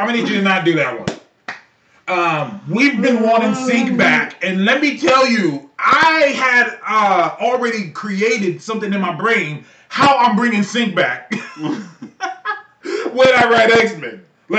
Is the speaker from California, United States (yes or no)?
yes; California, United States; I'm from California.